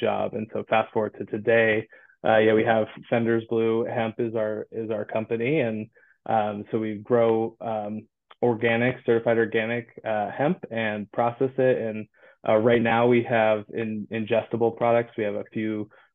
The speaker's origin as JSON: {"language": "English", "town": "Santa Cruz", "region": "California", "country": "United States", "tie": "born or raised there", "moved": "yes", "said": "I'm originally from Santa Cruz, California, and cannabis has always been a part of my, you know, the culture growing up"}